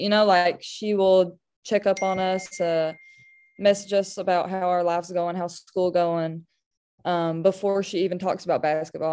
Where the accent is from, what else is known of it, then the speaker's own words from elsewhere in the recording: Kentucky, United States; my state, my hometown